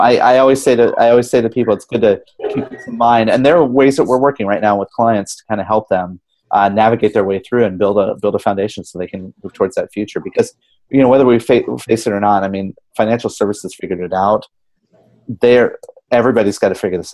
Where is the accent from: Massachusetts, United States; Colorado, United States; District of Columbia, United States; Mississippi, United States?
Colorado, United States; moved away; usually I go home for the holidays. That's Colorado.